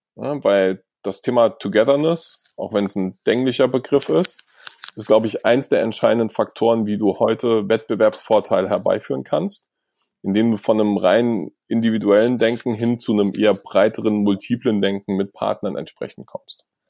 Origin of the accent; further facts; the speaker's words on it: Germany; Wir haben als Deutsche